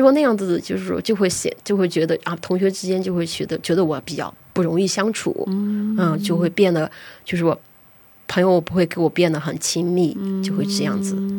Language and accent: Chinese; Shandong, China; moved away as an adult; now in South Korea; 我家乡是山东省